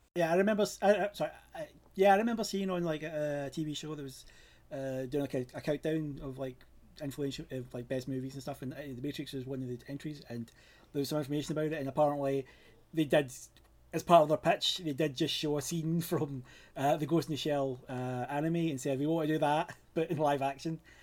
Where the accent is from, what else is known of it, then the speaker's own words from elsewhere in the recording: Glasgow, Scotland, United Kingdom; I'm from Scotland, uh, specifically Glasgow.